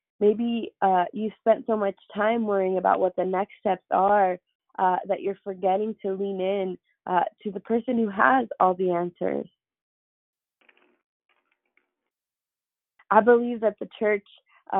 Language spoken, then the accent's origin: English; San Jose, California, United States; I grew up on the east side. I'm from San Jose, and if you're from the area, you know I grew up on McLaughlin Avenue